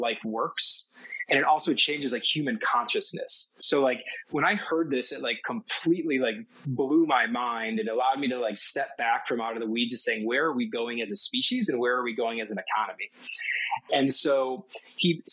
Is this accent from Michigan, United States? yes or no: yes; Detroit, Michigan, United States; I actually went back to Detroit, where I'm from originally